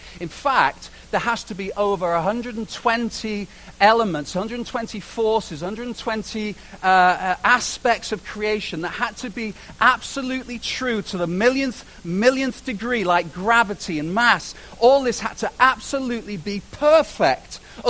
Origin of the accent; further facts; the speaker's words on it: Canada; you know, and I'm a Canadian, I'm a citizen, and I bought in totally to this, yeah, we're all friends, kind of.